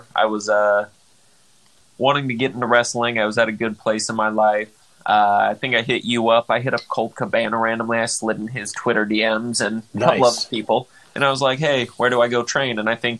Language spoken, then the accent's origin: English; Laguna Hills, California, United States; I was born in Laguna Hills, California.